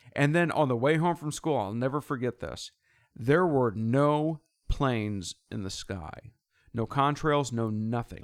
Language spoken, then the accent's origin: English; United States; growing up in America